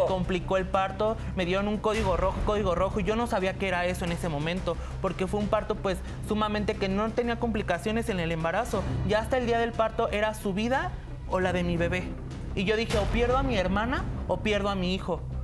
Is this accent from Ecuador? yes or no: no; Tlaxcala, Mexico; moved away as an adult; now in Mexico City, Mexico; Yo me vine de Tlaxcala porque mi abuelo siempre me discriminó de alguna u otra manera